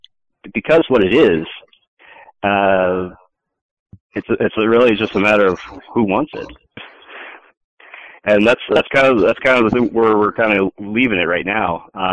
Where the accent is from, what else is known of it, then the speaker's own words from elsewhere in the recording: Iowa, United States; being a kid in Iowa, proud of being from Iowa